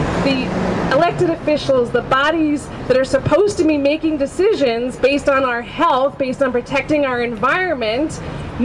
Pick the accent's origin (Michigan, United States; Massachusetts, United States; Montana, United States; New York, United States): Massachusetts, United States; Weymouth; I was born in the South Shore Hospital in Weymouth